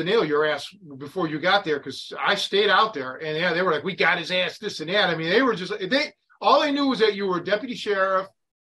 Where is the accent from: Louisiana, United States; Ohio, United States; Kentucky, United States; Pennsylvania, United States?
Ohio, United States; Cleveland; now in McHenry County, Illinois, United States; me growing up in Cleveland